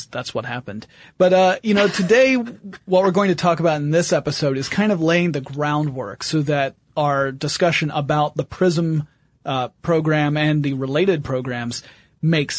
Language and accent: English; the South, United States; I was brought up in the South